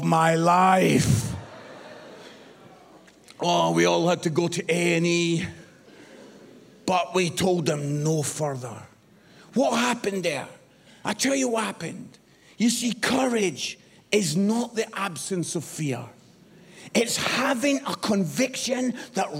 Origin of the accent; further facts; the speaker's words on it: Edinburgh, Scotland, United Kingdom; moved away as an adult; also born or lived in Barnsley; I was born in Edinburgh, the most beautiful city in the world